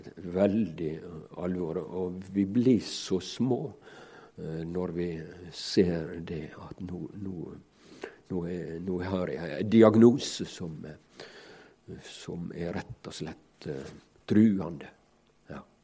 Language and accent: Norwegian; Ellingsøya, Møre og Romsdal, Norway; mi heimbygd, Ellingsøya, der jeg vokste opp